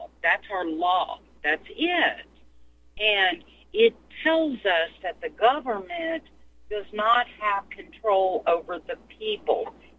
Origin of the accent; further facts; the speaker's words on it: United States; I'm an American national. I was born here.